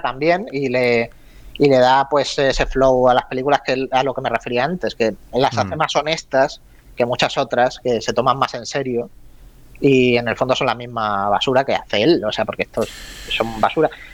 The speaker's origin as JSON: {"language": "Spanish", "town": "Málaga", "region": "Andalusia", "country": "Spain", "said": "tú, y yo somos malagueños"}